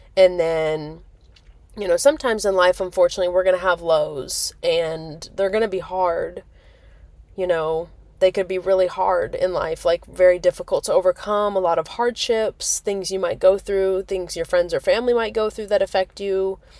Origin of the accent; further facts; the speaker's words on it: Nebraska, United States; moved away as an adult; now in Myrtle Beach, United States; being born and raised in Nebraska, I mean, I lived in Nebraska for, like, what, eighteen years?